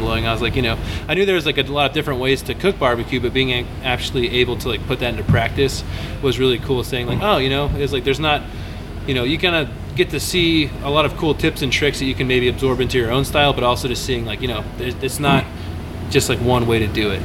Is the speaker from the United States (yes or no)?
yes; Arlington, Texas, United States; also born or lived in Austin, Texas; growing up in Arlington at the time